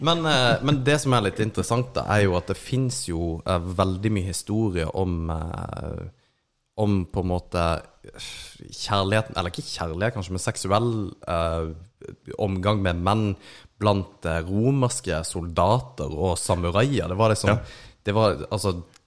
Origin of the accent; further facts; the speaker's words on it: Kristiansand, Agder, Norway; vi er jo fra Kristiansand